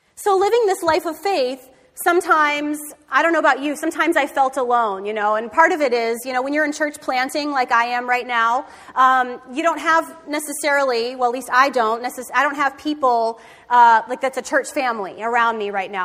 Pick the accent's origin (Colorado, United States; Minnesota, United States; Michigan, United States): Michigan, United States; I grew up in Michigan